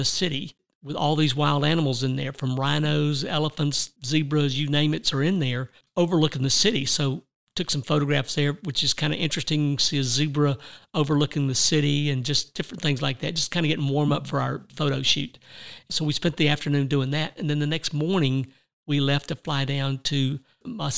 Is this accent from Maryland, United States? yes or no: no; Georgia, United States; from Georgia